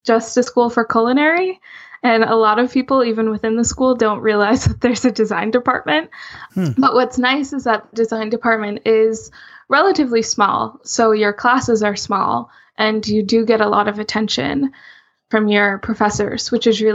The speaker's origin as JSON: {"language": "English", "region": "Rhode Island", "country": "United States", "said": "I'm from Rhode Island"}